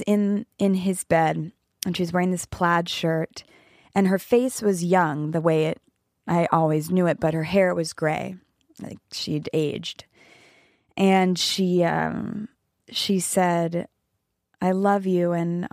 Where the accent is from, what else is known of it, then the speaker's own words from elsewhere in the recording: East Coast, United States; now in Los Angeles, United States; we grew up with cicadas on the East Coast